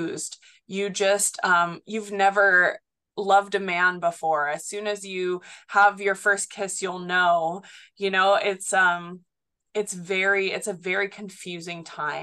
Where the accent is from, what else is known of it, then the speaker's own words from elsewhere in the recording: Haleiwa, Hawaii, United States; I grew up in Haliva, Hawaii, so on Oahu. I went to school at Kahuku High School and Intermediate